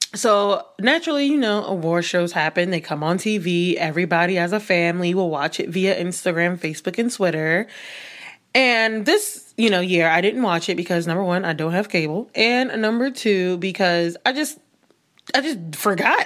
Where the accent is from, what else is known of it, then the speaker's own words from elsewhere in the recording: New York City, New York, United States; somebody who grew up, born and raised in New York City